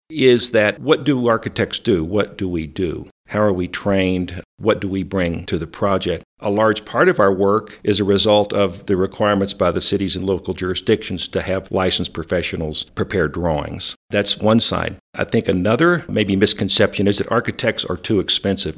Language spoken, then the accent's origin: English; West Texas, United States; moved away as an adult; also born or lived in Austin, Texas / San Francisco; now in Alamosa, United States; I'm from Texas originally, and, uh, West Texas specifically